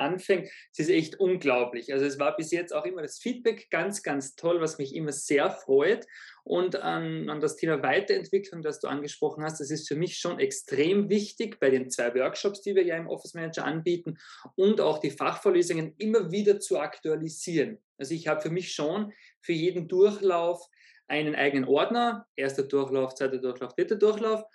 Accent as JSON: {"language": "German", "area": "Zell am See", "region": "Salzburg", "country": "Austria", "tie": "born or raised there"}